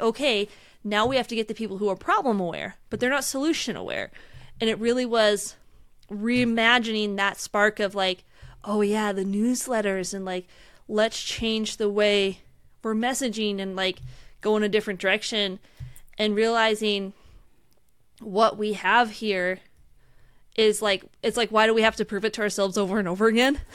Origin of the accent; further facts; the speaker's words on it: outside Seattle, Washington, United States; I grew up outside Seattle